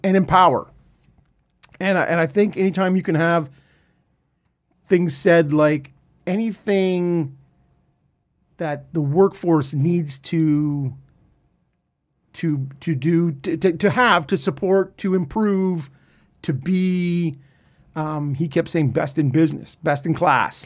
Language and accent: English; Canada; so we're all Canadian